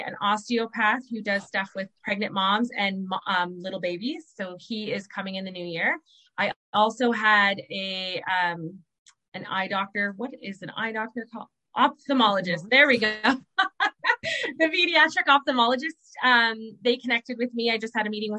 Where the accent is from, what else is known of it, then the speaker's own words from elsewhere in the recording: Southern Ontario, Canada; moved away as an adult; now in Moncton, Canada; I'm from Southern Ontario.